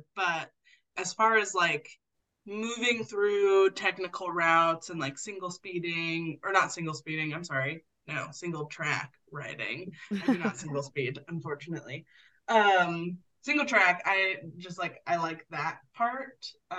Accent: Portland, Oregon, United States; moved away as an adult; also born or lived in Idaho; now in Anchorage, United States; I grew up in Portland and I grew up and I did not have a car until I was like 23. I was about to move to Idaho.

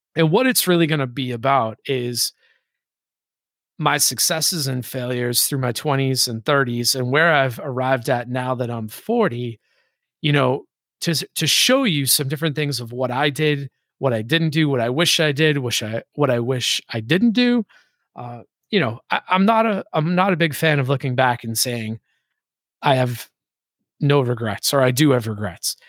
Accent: Boston, Massachusetts, United States; moved away; also born or lived in Hawaii / San Diego / Atlanta; I grew up in Boston.

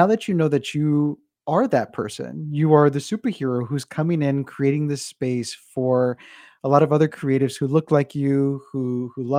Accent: United States; being Mexican American, of somebody who comes from the border

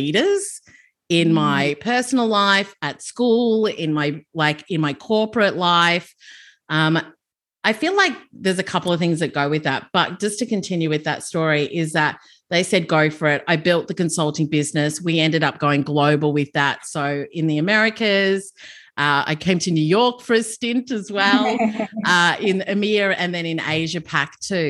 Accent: Melbourne, Victoria, Australia; moved away as an adult; also born or lived in London; I grew up in Melbourne, and I got into recruitment and HR at a young age.

